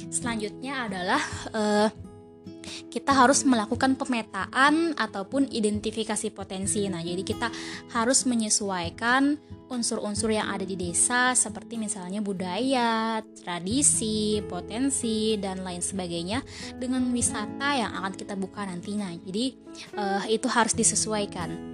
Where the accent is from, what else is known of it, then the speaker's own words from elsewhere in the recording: Sungai Danau, South Kalimantan, Indonesia; saya mengambil studi kasus di desa saya sendiri, yaitu Desa Sungai Danau, Kecamatan Satui, Kabupaten Tanah Bumbu